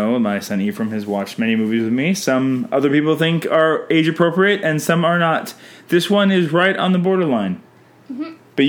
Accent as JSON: {"language": "English", "country": "Canada"}